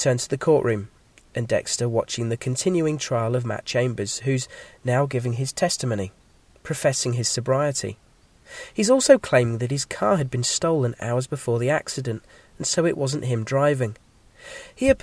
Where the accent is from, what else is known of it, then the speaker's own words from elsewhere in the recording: England, United Kingdom; accent: English; my English accent